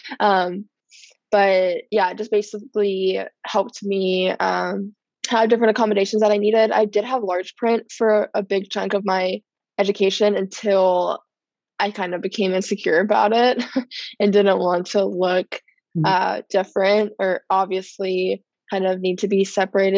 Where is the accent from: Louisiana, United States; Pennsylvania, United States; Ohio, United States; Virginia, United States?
Virginia, United States; also born or lived in San Diego, California; I was born in San Diego, but I moved to Virginia the middle of my first grade year